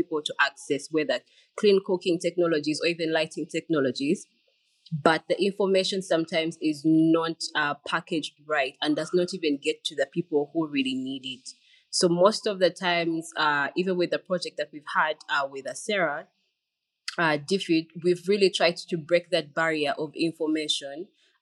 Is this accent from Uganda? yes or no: yes; Uganda; I am a Ugandan communications expert